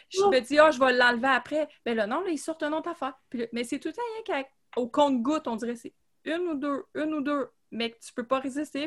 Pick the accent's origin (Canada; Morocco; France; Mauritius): Canada; Gatineau, Quebec; je viens de Gatineau. Je suis née à Hull